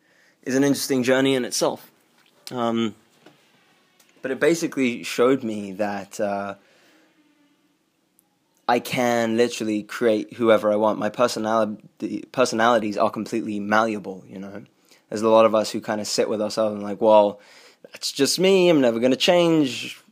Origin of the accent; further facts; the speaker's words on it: England, United Kingdom; also born or lived in South Africa; So growing up, I grew up between England and growing up in England and South Africa. So I wouldn't really spend any more than like 3 years in one place, just constantly moving all the time.